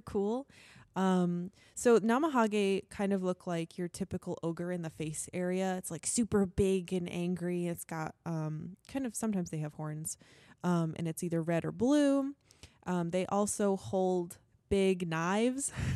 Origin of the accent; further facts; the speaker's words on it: Connecticut, United States; I'm from Connecticut